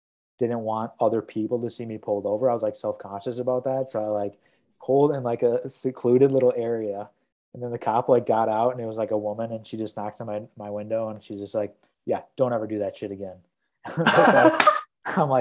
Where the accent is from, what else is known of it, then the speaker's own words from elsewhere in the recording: Milwaukee, Wisconsin, United States; now in Iowa City, United States; I was going from Des Moines back home to Milwaukee